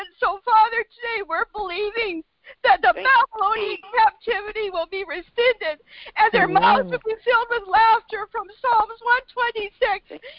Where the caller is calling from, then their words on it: Canada; So, Father, I believe this today for America. I'm praying from Canada.